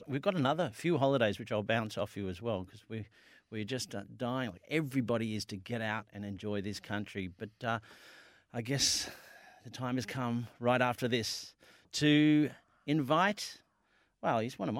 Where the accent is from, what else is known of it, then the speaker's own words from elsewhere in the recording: Melbourne, Victoria, Australia; guess where I grew up in Greensboro